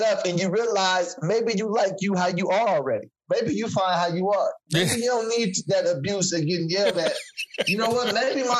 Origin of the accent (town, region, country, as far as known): Sacramento, California, United States; born or raised there; also born or lived in San Francisco